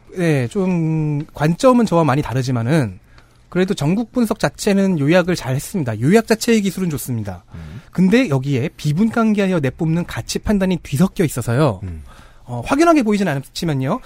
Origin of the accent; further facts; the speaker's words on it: Seoul, South Korea; 서울 토박이라서 남산에 자주 갔는데 그건 제가 남산 기슭에서 자라났기 때문이죠